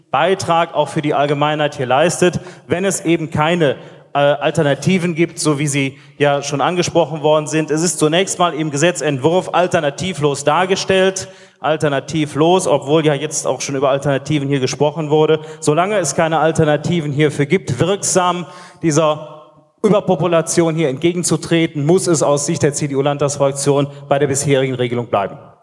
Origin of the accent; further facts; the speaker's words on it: Euskirchen district, North Rhine-Westphalia, Germany; Im Kreis Euskirchen, wo ich herkomme